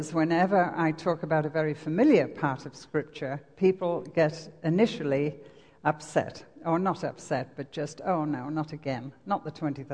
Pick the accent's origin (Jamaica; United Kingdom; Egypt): United Kingdom; England; accent: English; moved away as an adult; also born or lived in Lake District; now in Wisconsin, United States; my accent, as you would say. Actually, this is English